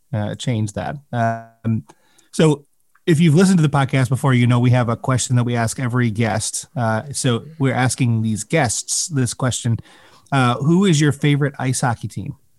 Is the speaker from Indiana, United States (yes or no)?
no; Chicago, Illinois, United States; growing up in the Chicago area